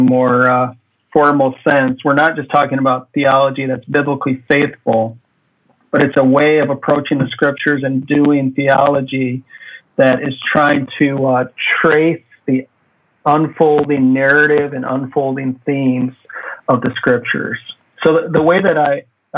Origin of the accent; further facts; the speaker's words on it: Midwest, United States; moved away as an adult; now in Hawaii, United States; I'm a Midwesterner